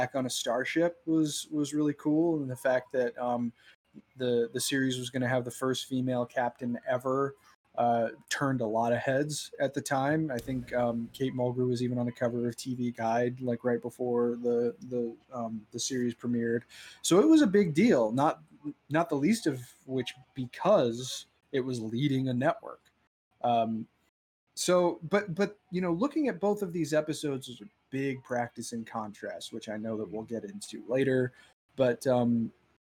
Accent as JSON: {"language": "English", "region": "Southern California", "country": "United States", "tie": "born or raised there", "said": "we grew up in Southern California."}